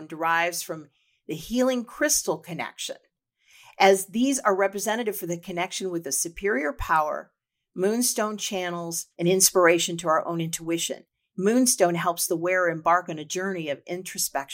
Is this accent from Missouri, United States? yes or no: yes; St. Louis, Missouri, United States; it's my hometown